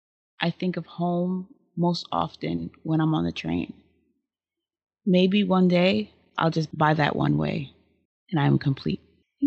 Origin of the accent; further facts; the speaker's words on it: New York City, New York, United States; I was born and raised in Brooklyn.